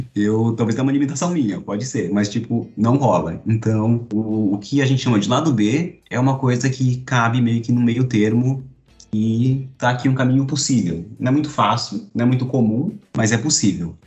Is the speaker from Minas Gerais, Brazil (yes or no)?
no; São Paulo, Brazil; now in Recife, Brazil; Eu sou de São Paulo e moro em Recife